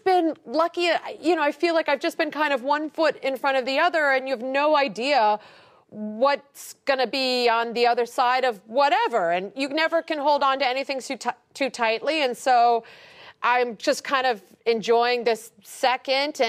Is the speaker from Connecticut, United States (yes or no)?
no; Ohio, United States; moved away; I'm just from Ohio